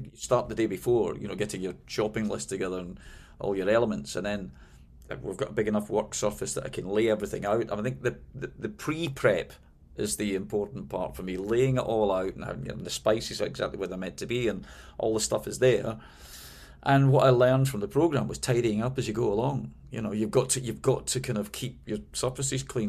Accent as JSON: {"language": "English", "town": "Glasgow", "region": "Scotland", "country": "United Kingdom", "tie": "born or raised there", "also_born_or_lived": "London", "moved": "as an adult", "lives_now": "United States", "said": "when I moved from Glasgow, my, my hometown, uh, to London"}